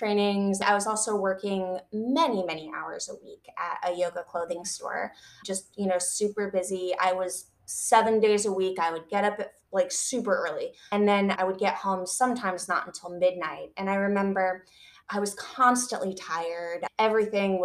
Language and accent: English; Michigan, United States; I grew up in Michigan